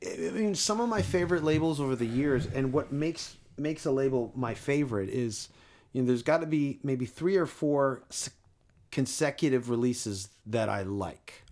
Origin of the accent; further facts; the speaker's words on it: Canada; in Canada, my home country